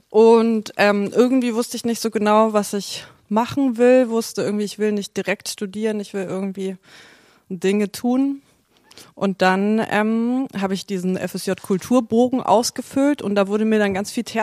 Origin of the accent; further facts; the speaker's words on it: North Rhine-Westphalia, Germany; also born or lived in Nuremberg; also ich bin in Nürnberg geboren, also Mittelfranken. Und ähm, dann bin ich aber oft umgezogen. Also ich habe in NRW sprechen gelernt